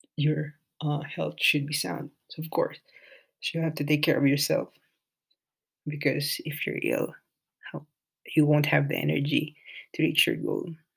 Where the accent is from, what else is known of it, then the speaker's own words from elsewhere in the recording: Bicol Region, Philippines; first language Filipino; English is a second language; moved away as an adult; now in United Kingdom; I grew up in the Philippines